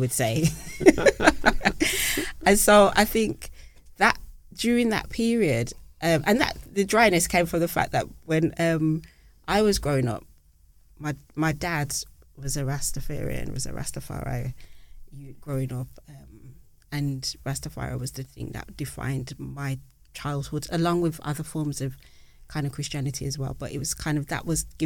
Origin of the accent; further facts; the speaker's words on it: Birmingham, West Midlands, United Kingdom; as a young girl growing up in Birmingham